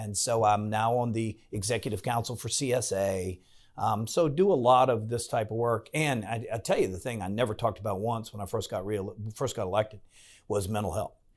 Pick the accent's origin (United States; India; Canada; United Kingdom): United States; Farmville, Virginia; moved away as an adult; now in Williamsburg, United States; I grew up in Farmville